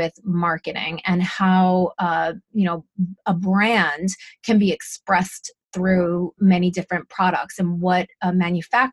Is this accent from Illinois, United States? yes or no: no; Montrose, New York, United States; I grew up in a very small town in Westchester County called Montrose